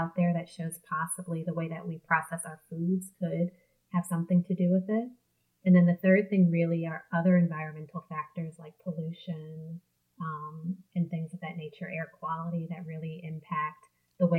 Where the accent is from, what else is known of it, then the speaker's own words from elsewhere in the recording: New Orleans, Louisiana, United States; moved away as an adult; also born or lived in Arkansas; I am from New Orleans, Louisiana, and I'm the youngest of five girls there. I, went to high school there and then left for college, returned for medical school